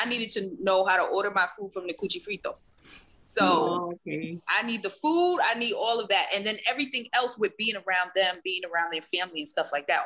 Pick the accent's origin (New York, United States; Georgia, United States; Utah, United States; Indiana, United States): New York, United States; New York City; I grew up in the Bronx